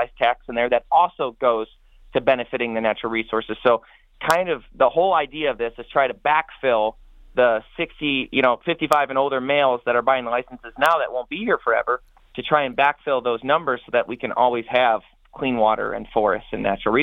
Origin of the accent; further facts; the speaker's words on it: Madison Heights, Michigan, United States; I grew up in Madison Heights, Michigan